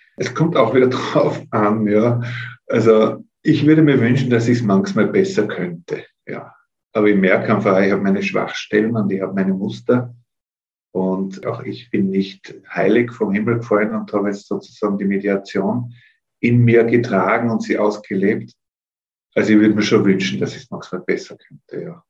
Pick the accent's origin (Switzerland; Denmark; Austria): Austria; Innsbruck, Tyrol; also born or lived in Telfs, Tyrol; bin dort in Innsbruck dann aufgewachsen, also Kindergarten, äh, Volksschule, Hauptschule dort gemacht in Innsbruck